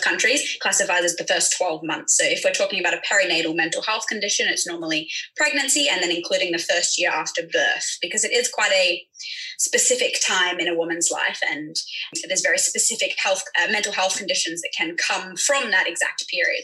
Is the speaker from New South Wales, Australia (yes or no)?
yes; Sydney, New South Wales, Australia; now in Hong Kong; I'm a midwife from Sydney